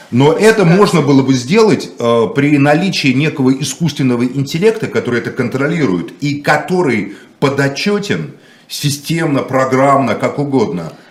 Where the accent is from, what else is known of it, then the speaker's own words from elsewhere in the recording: Moscow, Russia; Я коренной москвич.